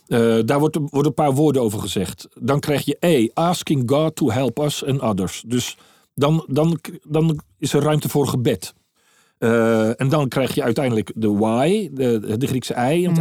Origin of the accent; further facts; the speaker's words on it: Netherlands; now in Maastricht, Netherlands; ik als Hollander